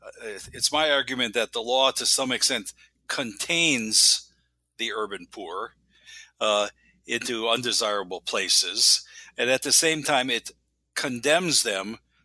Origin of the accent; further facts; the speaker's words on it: Wisconsin, United States; Well, I was born and raised in Wisconsin and went to college and law school on the East Coast.